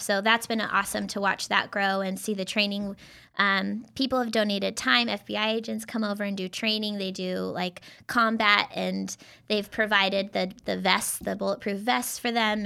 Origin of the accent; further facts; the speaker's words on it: Idaho, United States; moved away as an adult; now in Tri-Cities, United States; I'm actually from Idaho